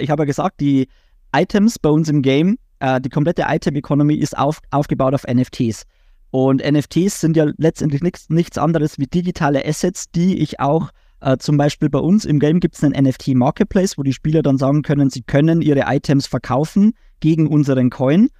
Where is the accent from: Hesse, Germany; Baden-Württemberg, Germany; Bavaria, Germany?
Bavaria, Germany; auch als Bayer, dann ins Hochdeutsche zu switchen